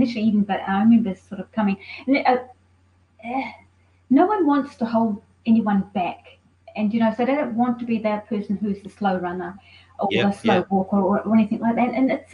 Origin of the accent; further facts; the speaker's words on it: New Zealand; now in Melbourne, Australia; I'm from New Zealand